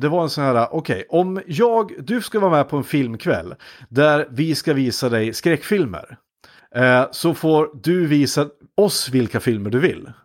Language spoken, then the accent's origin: Swedish; Iggesund, Gävleborg County, Sweden; från Iggesund där jag kommer ifrån